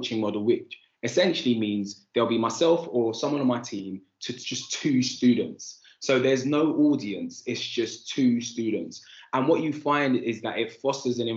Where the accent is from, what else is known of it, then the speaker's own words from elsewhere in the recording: London, United Kingdom; I grew up on Andover Estate in Islington.